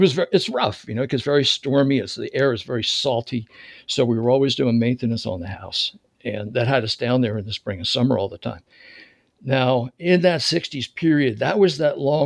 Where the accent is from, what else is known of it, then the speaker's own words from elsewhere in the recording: Philadelphia, Pennsylvania, United States; also born or lived in Charlotte, North Carolina; now in Raleigh area, North Carolina, United States; I was born in Philadelphia